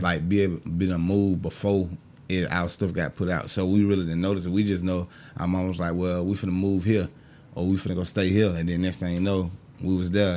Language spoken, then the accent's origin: English; Augusta, Georgia, United States; also born or lived in Jacksonville, Florida; I'm from Augusta, Georgia.